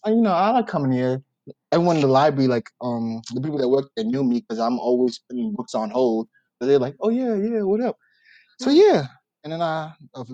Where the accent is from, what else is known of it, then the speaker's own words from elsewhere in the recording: New York City, New York, United States; I'm from Brooklyn too